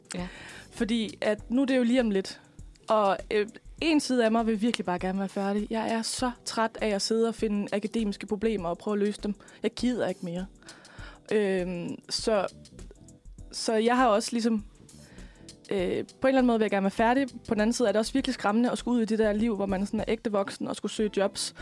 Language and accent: Danish; West Jutland, Central Denmark Region, Denmark; moved away as an adult; now in Frederiksberg, Denmark; og så kommer jeg fra Slemvi i Vestjylland.